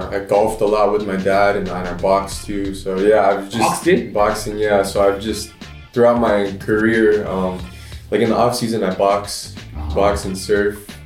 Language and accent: English; Los Angeles, California, United States; moved away as an adult; also born or lived in Santa Monica / Bali / Hawaii; now in Japan; pretty much grew up in Los Angeles